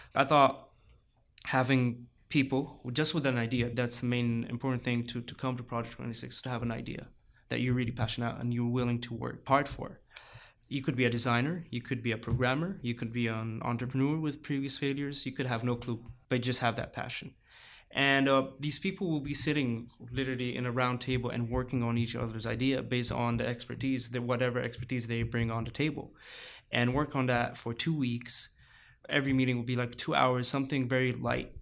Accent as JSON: {"language": "English", "country": "Saudi Arabia", "tie": "born or raised there", "also_born_or_lived": "Egypt / Cairo, Egypt", "moved": "yes", "lives_now": "San Diego, United States", "said": "I grew up in, in Saudi Arabia. Uh, I moved then later to Egypt."}